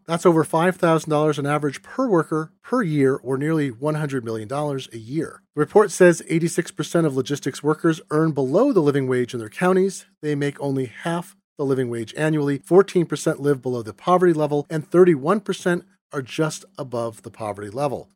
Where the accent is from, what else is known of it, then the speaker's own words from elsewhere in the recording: Seattle, Washington, United States; my hometown of Seattle